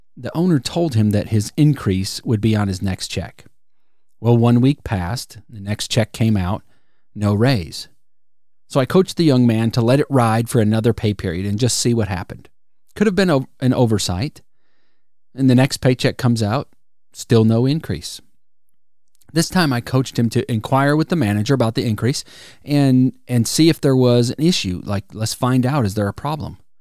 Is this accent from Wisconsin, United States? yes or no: yes; Wisconsin, United States; now in Alabama, United States; I grew up in Wisconsin